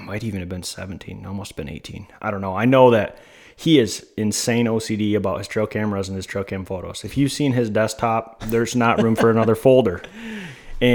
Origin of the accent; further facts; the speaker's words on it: Michigan, United States; growing up in Michigan